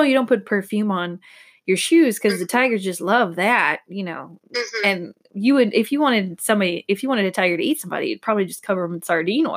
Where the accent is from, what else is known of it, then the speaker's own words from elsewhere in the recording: Georgia, United States; I'm from Georgia.